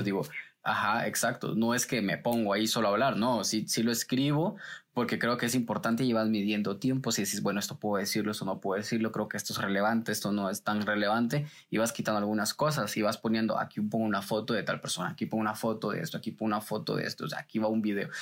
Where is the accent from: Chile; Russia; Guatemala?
Guatemala; Guatemala City, Guatemala Department; yo crecí en una zona roja de la ciudad de Guatemala y para ser específicamente el Paraíso 2, zona 18.